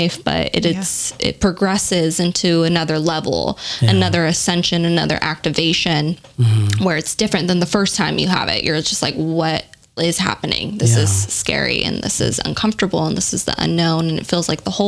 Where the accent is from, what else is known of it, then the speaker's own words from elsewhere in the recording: San Diego, California, United States; also born or lived in Orange County; I grew up in San Diego, had my first therapist there. When I moved to Orange County